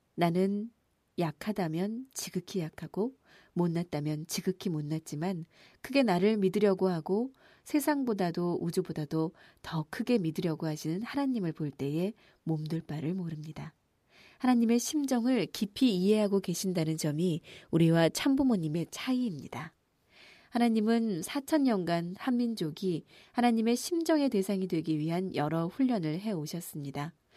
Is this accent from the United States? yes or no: no; Japan; 저는 제가 일본 사람이라는 사실이